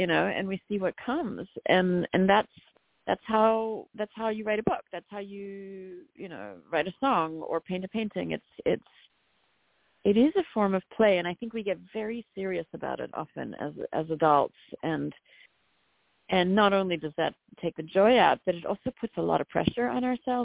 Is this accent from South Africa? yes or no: yes; South Africa; I'm from South Africa